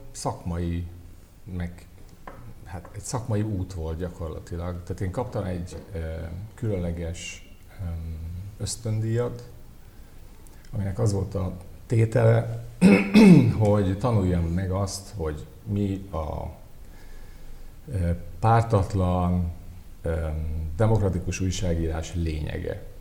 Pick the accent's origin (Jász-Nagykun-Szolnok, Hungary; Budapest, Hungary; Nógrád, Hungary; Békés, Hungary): Nógrád, Hungary; Mátraterenye; moved away; mint egy vidéki ház, ahol, ahol én felnőttem. A helyszín micsoda? A helyszín, most úgy hívják, hogy Mátra terenye. Az én boldogult gyerekkoromban ezt még Nádújfalunak hívták